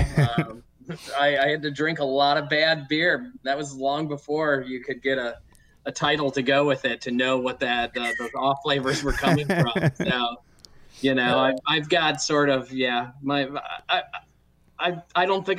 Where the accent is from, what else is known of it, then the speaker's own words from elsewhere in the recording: Cleveland, Ohio, United States; moved away as an adult; also born or lived in California; I grew up in Cleveland